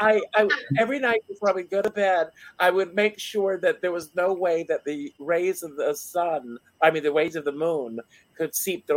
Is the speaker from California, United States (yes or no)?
no; South Carolina, United States; I grew up in South Carolina.